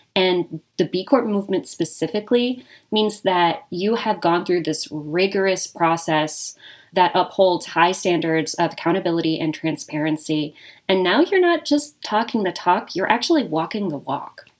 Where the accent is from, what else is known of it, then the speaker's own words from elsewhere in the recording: Reno, Nevada, United States; moved away as an adult; also born or lived in Bay Area; now in Las Vegas, United States; I am born and raised in Reno. I am a Nevada person, born and bred.